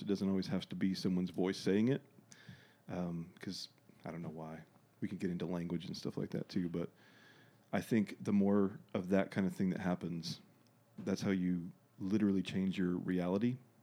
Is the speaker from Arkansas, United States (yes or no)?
yes; Dardanelle, Arkansas, United States; also born or lived in Russellville, Arkansas; I grew up in Dardanelle, went to school there, graduated, went to Arkansas Tech for a little bit